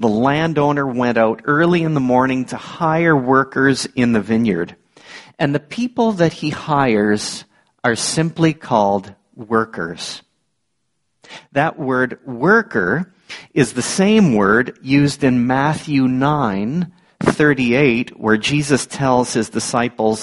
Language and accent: English; Niagara Falls, Ontario, Canada; growing up in the Niagara region, one of my seasonal jobs was on a farm. My uncle and my cousins were ready to risk it on this teenage city boy from Niagara Falls